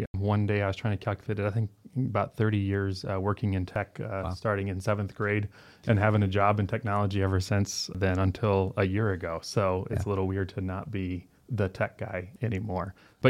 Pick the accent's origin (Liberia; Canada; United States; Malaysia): Liberia; It's like, yeah, I remember as a kid growing up in Liberia